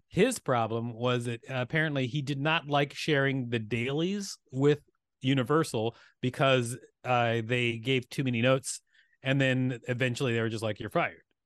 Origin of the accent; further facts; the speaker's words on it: Huntsville, Alabama, United States; moved away; also born or lived in Gary, Indiana / Minneapolis, Minnesota / New York; Raised in Huntsville. I was born in Gary, Indiana